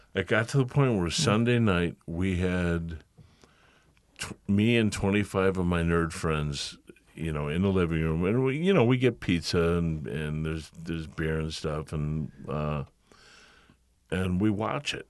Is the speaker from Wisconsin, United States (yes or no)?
no; Lombard, Illinois, United States; also born or lived in Chicago; I did most of my growing up in Lombard and Villa Park, and I've never thought of it as home. I've only ever thought of Chicago as home